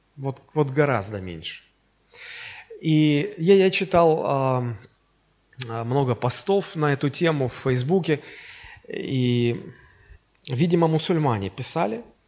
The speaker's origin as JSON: {"language": "Russian", "country": "Russia", "said": "мы из Советского Союза э, превратились в Российскую Федерацию"}